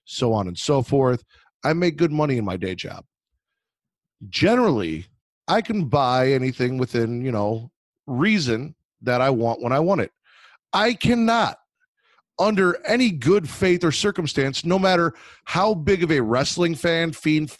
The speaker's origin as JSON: {"language": "English", "town": "Chicago", "region": "Illinois", "country": "United States", "said": "I'm from Chicago"}